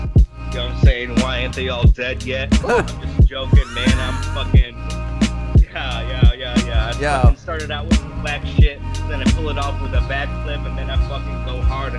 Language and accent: English; Birmingham, Alabama, United States; moved away; also born or lived in Michigan; So we're from Birmingham.